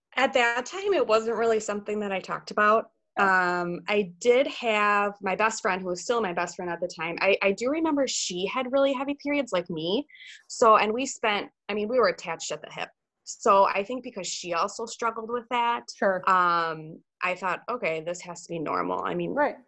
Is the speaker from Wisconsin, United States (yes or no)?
yes; Pewaukee, Wisconsin, United States; also born or lived in Eau Claire, Wisconsin; I'm from Wisconsin, born and raised in uh, Pewaukee, Wisconsin, which is about 30 minutes west of Milwaukee